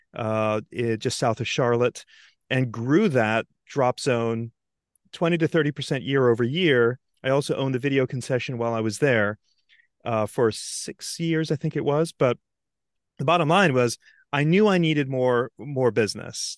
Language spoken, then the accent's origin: English; Antigua & Barbuda; moved away; also born or lived in London; growing up in Antigua